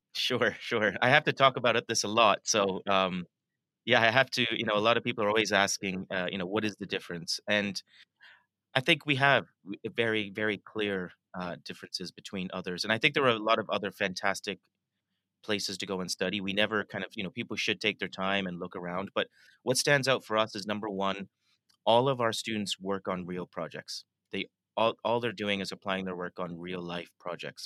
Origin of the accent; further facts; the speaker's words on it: Toronto, Ontario, Canada; moved away as an adult; now in London, United Kingdom; I was born and raised in in Toronto, uh, and I moved to London about 19